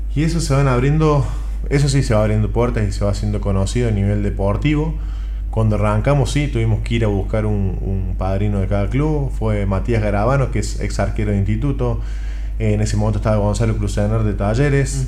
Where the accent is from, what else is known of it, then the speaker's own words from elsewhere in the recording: Córdoba, Argentina; como argentino, ni cordobés